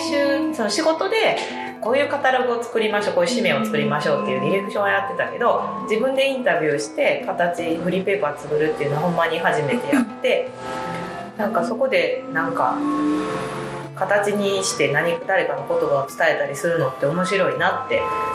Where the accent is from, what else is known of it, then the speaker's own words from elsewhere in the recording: Miki, Hyogo, Japan; moved away as an adult; now in Sumoto, Japan; 三木市出身って言ったんですけど淡路島からの距離で言ったら高速で1時間ぐらいの距離にある田舎で育ちました